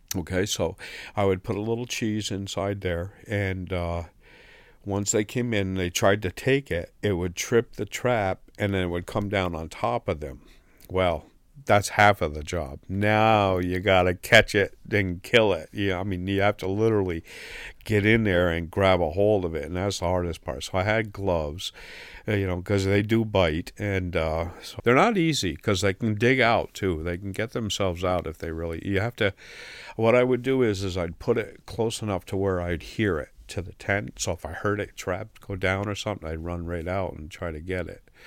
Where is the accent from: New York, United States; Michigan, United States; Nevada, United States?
New York, United States; the Adirondacks; now in Rutland, United States; I'm from the Adirondacks, and being from the mountains, uh, I camped and hiked as a young boy all the time.